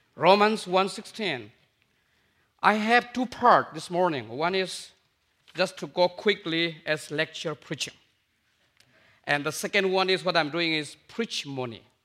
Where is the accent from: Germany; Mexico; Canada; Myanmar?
Myanmar; also born or lived in India; I'm from Burma